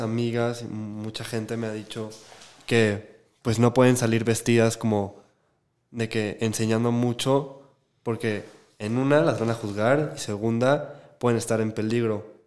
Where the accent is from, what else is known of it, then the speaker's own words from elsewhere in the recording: Guadalajara, Jalisco, Mexico; como nosotros crecimos en Guadalajara y aquí